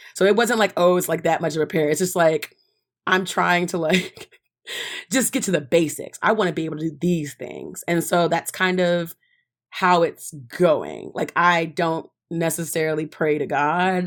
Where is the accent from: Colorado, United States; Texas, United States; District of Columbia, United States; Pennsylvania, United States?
Texas, United States; Dallas; moved away as an adult; now in New York, United States; I'm from Dallas